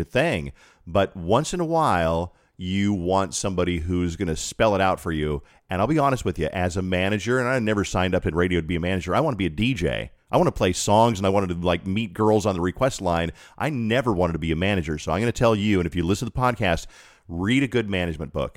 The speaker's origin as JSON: {"language": "English", "town": "Colorado Springs", "region": "Colorado", "country": "United States", "tie": "born or raised there", "moved": "as an adult", "said": "I was born in Colorado Springs, lived there for twenty-two years of my life"}